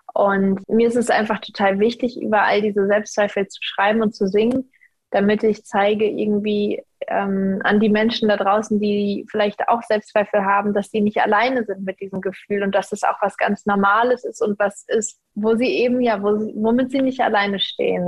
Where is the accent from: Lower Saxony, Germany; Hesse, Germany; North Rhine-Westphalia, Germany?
Hesse, Germany; Kassel; ich denke total gerne an meine Jugend in Kassel zurück